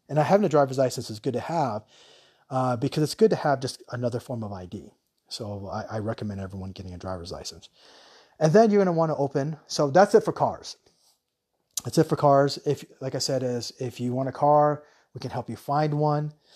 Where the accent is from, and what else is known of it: United States; now in Thailand